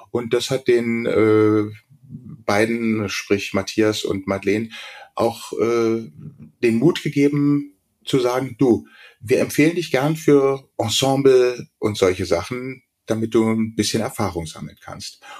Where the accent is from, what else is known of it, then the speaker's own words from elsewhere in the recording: Berlin, Germany; now in Munich, Germany; ich bin ja gebürtiger Berliner, bin zwar seit 75 in München, aber ich habe tatsächlich eher einen münchnerischen Akzent gehabt immer